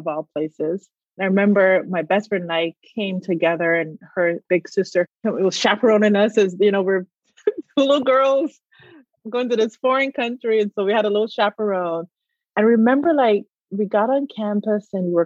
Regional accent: Barbados; moved away; I grew up in Barbados

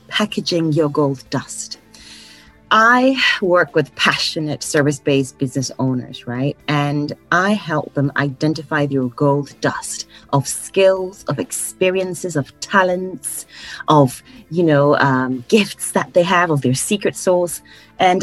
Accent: Ghana; moved away as an adult; also born or lived in Poland; now in United Kingdom; I was born and raised in Ghana.

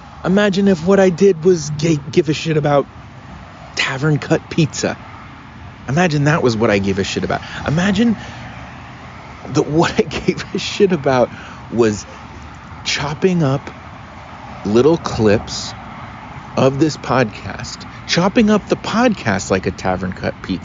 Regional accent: Cincinnati, Ohio, United States; I grew up in Cincinnati, right? I went to high school in Cincinnati

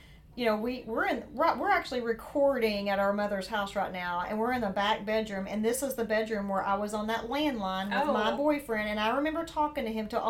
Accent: the South, United States; accent: southern; my southern accent.

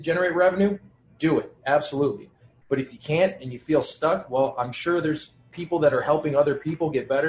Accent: Cleveland, Ohio, United States; moved away as an adult; now in New Orleans, United States; So I'm originally from Cleveland, Ohio. I moved to New Orleans about 10 years ago now.

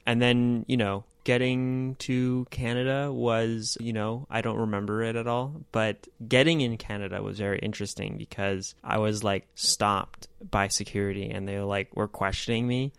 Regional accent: United States; as an American

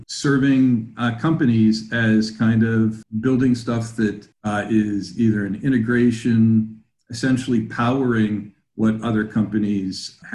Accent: Pittsburgh, Pennsylvania, United States; looking like a lot of factories where I grew up in the Pittsburgh area

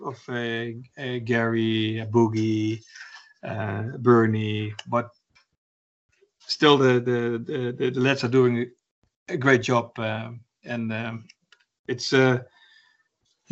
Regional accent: Arnhem, Gelderland, Netherlands; my hometown, Arnhem

